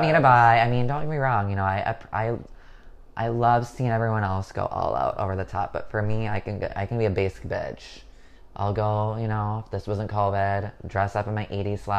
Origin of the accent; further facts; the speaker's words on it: Minnesota, United States; now in New York, United States; I'm from Minnesota